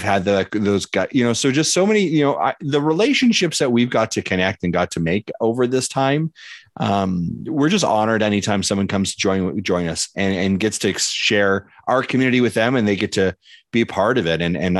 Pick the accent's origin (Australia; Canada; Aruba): Canada; being a Canadian, watching Victor Lucas grow when I was a kid growing up